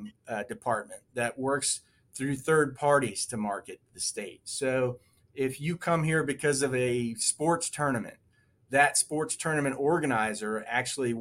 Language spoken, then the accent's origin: English; outside of Orlando, Florida, United States; moved away as an adult; also born or lived in Alaska; now in North Carolina, United States; I grew up in Florida, outside of Orlando, and spent some time in Alaska.